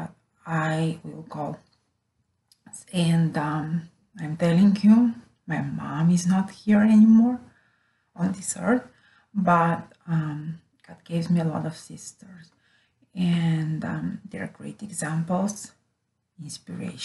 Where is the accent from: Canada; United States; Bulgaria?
Bulgaria; moved away as an adult; now in Rome, Italy; I'm from Bulgaria, Europe, born there many years ago. And since 2016, I'm living with my family in Rome, Italy.